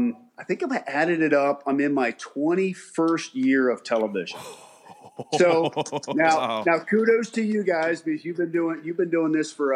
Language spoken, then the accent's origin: English; Maryland, United States; also born or lived in Ohio; born and raised in Maryland. Went to college in Ohio